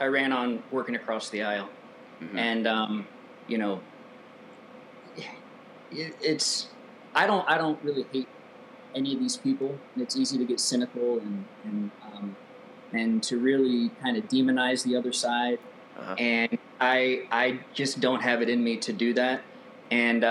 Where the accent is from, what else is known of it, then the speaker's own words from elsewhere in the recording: Affton, Missouri, United States; moved away as an adult; also born or lived in California; I grew up in Afton